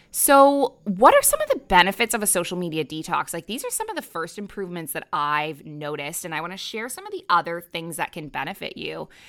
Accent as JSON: {"language": "English", "country": "Canada", "also_born_or_lived": "Middle East", "moved": "as an adult", "lives_now": "Bali, Indonesia", "said": "I'm a Canadian who moved across the world to the Middle East at age twenty-three, and I never went back"}